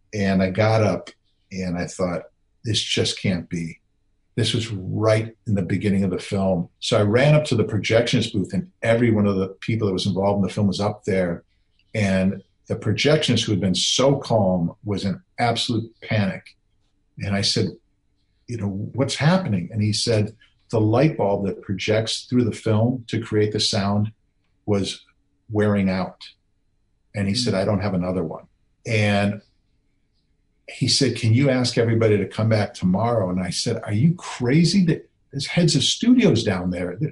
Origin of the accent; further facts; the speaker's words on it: Wisconsin, United States; I grew up in Wisconsin